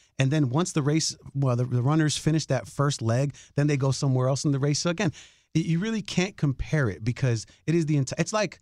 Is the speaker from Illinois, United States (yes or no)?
yes; Chicago, Illinois, United States; I'm from Chicago